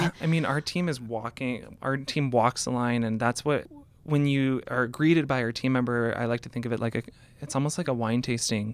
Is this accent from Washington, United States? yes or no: yes; Seattle, Washington, United States; I grew up in Seattle